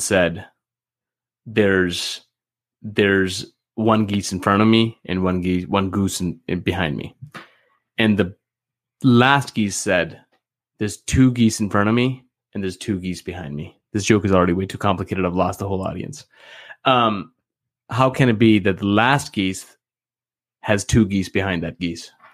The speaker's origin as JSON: {"language": "English", "country": "Canada", "said": "I'm actually from Canada"}